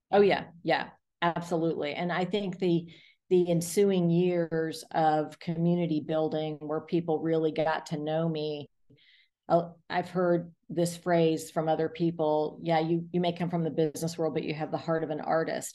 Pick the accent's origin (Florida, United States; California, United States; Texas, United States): Florida, United States; South; now in Atlanta, United States; I grew up in South Florida